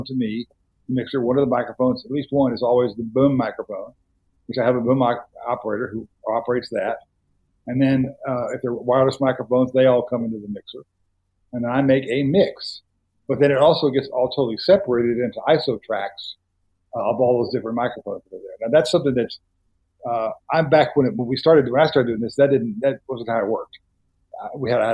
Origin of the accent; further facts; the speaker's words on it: Dallas, Texas, United States; I grew up in Dallas, where the film community was